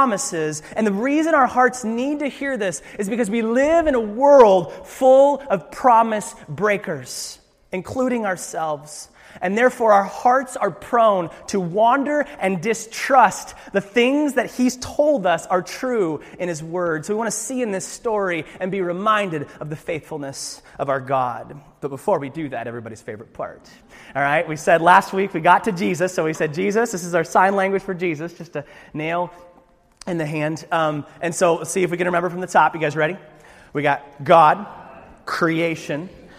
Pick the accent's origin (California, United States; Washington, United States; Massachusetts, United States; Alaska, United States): Alaska, United States; I'm from Alaska